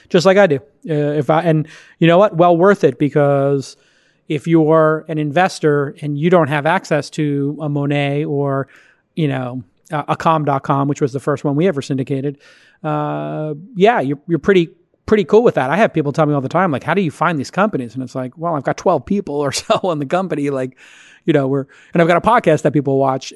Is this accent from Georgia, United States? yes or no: no; New York City, New York, United States; moved away; How's New York right now? How's my hometown